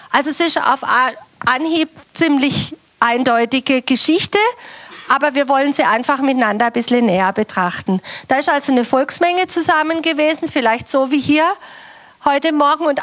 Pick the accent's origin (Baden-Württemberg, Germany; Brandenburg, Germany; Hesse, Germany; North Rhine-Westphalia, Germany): Baden-Württemberg, Germany; Ich komme auch aus dem Südschwarzwald. Wir sind also in irgendeiner Form miteinander verwandt. Bei euch muss ich mich nicht so anstrengen mit meiner Sprache.